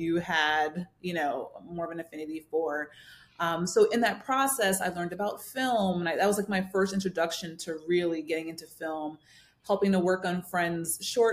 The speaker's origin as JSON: {"language": "English", "region": "New Jersey", "country": "United States", "tie": "born or raised there", "also_born_or_lived": "New York", "said": "I grew up in New Jersey, born in New York, raised in New Jersey"}